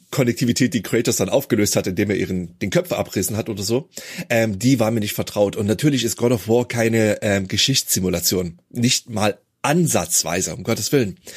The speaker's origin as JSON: {"language": "German", "country": "Germany", "tie": "born or raised there", "said": "ich bin ja in der DDR aufgewachsen"}